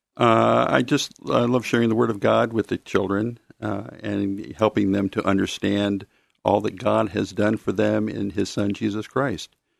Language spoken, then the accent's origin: English; Mount Angel, Oregon, United States; also born or lived in Silverton, Oregon / Corvallis, Oregon; grew up in, uh, the city of Mount Angel.